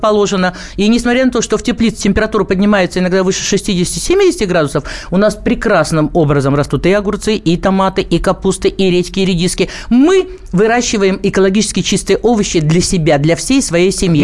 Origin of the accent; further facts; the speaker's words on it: Krasnoyarsk, Siberia, Russia; now in Krasnoyarsk, Russia; Я вообще сибирячка, живу в городе Красноярске